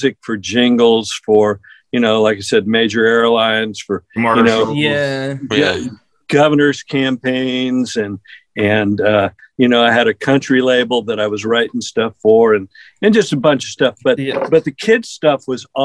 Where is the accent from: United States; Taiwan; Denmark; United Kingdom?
United States; California; where I grew up in California